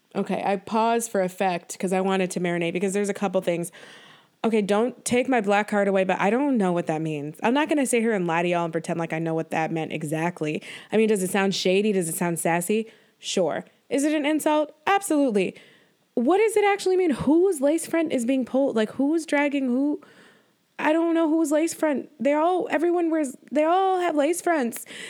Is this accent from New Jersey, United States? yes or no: no; Buffalo, New York, United States; growing up in Buffalo, New York